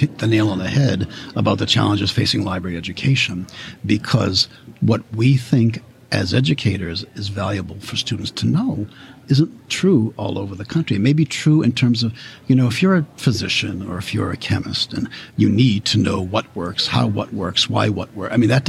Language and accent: English; New England, United States; now in New York, United States; You know, I'm from New England, where the existence of every library is defined by the political parameter of a incorporated city or a town.